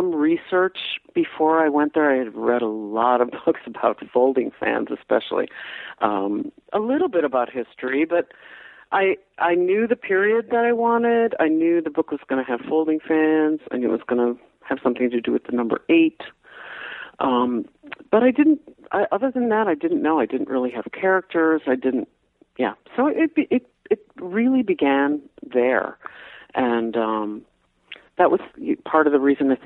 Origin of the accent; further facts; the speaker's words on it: Davenport, Iowa, United States; moved away as an adult; also born or lived in Sweden; I come from Iowa, okay? So I'm coming from Davenport, Iowa